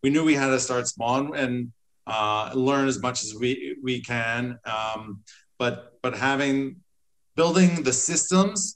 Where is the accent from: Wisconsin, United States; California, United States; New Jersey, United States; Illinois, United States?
New Jersey, United States; I've always been an entrepreneur since I was a child growing up in New Jersey